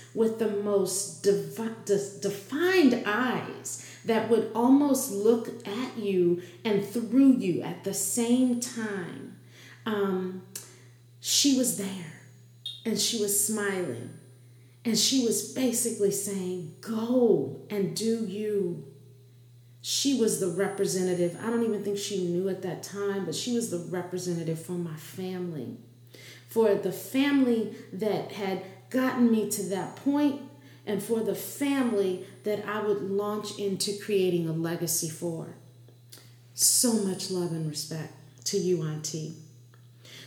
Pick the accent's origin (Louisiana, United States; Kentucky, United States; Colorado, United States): Louisiana, United States; New Orleans; moved away; also born or lived in New York City; growing up in Louisiana with the Southern heritage